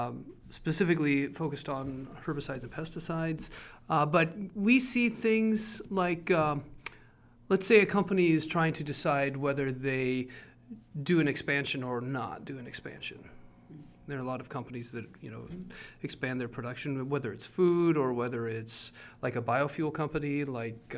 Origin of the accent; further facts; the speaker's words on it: Northwest Iowa, United States; I grew up in Iowa on a corn soybean farm